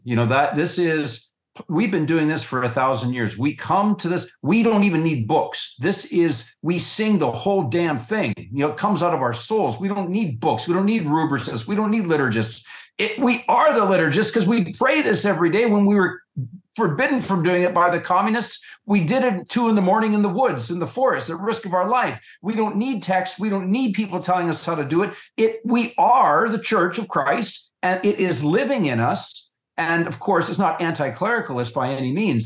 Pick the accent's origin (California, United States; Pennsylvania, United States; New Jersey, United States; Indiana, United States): Pennsylvania, United States; Western; I'm from Western PA